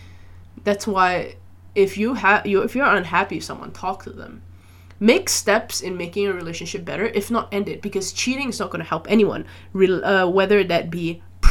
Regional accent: Malaysia; I grew up in Malaysia

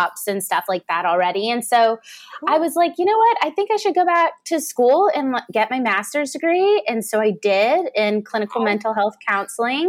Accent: Savannah, Georgia, United States; now in Atlanta, United States; I grew up in Savannah, Georgia, but I live in the city

